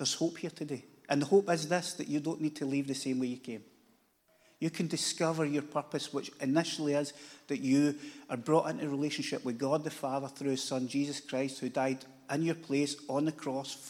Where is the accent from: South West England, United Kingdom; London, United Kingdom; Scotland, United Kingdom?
Scotland, United Kingdom; Glasgow; I live in Glasgow, lived there my whole life, which is 57 years